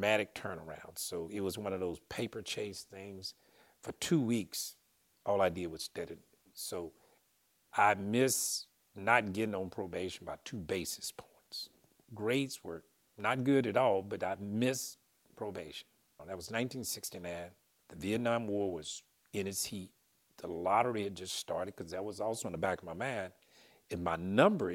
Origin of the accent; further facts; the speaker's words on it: Pine Bluff, Arkansas, United States; I grew up in Pine Bluff, Arkansas